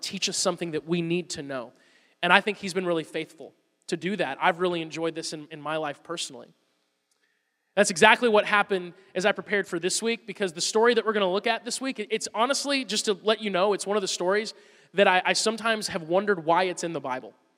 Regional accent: Woodstock, Georgia, United States; I'm from Woodstock, Georgia.

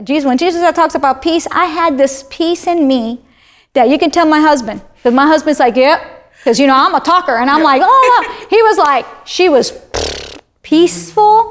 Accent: Miami, Florida, United States; moved away as an adult; also born or lived in Wyoming; I'm from Miami

